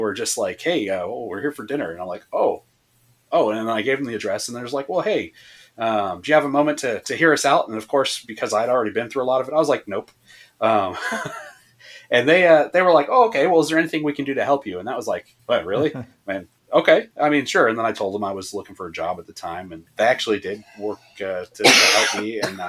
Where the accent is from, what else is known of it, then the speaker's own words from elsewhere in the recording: Massachusetts, United States; also born or lived in Florida; now in Texas, United States; Well, I'm from Massachusetts originally, but I moved down to Florida after my father died and had spent most of my life in Florida, and now I'm in Texas.